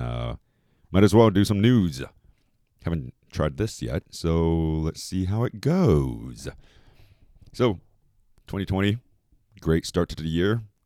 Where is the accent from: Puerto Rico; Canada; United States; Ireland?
Canada; I am Chinese. I'm Canadian, Chinese and Canadian Chinese